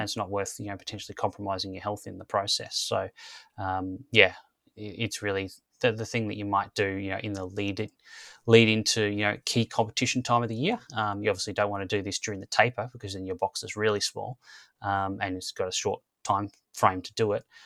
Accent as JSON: {"language": "English", "country": "Australia", "tie": "born or raised there", "said": "growing up in Australia, it was kind of AFL football and cricket"}